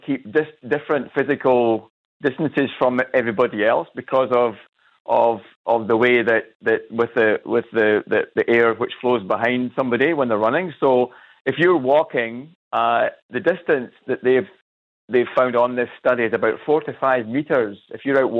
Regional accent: Scotland, United Kingdom; also born or lived in Cairns; now in Australia; I'm from Scotland.

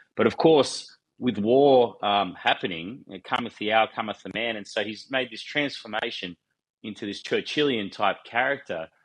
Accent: Wollongong, New South Wales, Australia; I grew up in a steel town, I grew up in Wollongong. I live in Wollongong

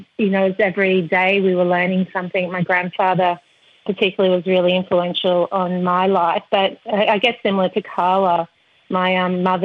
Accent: Blackwater, Queensland, Australia; also born or lived in Rockhampton; I grew up on Cunnaloo country in central Queensland. It's a mining town, Blackwater. But I was born on Dorumbal, which is Rockhampton

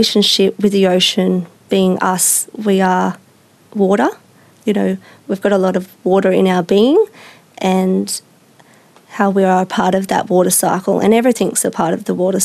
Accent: Biripi country, New South Wales, Australia; I'm from Biripi country

